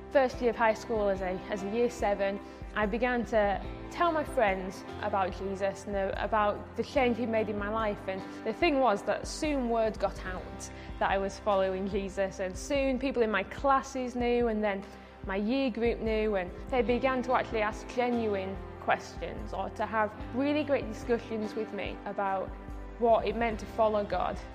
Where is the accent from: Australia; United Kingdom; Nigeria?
United Kingdom; Bradford, Yorkshire and the Humber; I'm from Bradford. When I was 11 and going to high school, I just went to the to the local normal high school